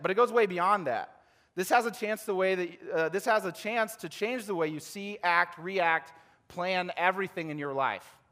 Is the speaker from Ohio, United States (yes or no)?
yes; Ohio, United States; I'm from Ohio